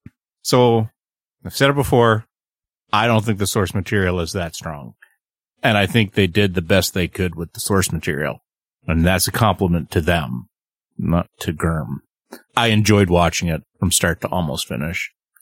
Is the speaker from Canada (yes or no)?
yes; Canada; And I'm the Canadian.